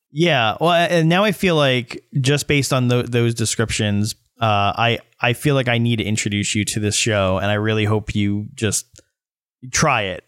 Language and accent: English; New York, United States; I'm from New York my whole life